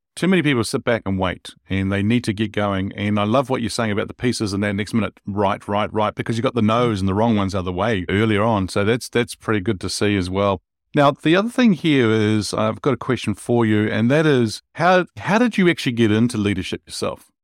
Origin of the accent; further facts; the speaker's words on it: Wellington, New Zealand; the city that I grew up here in New Zealand in Wellington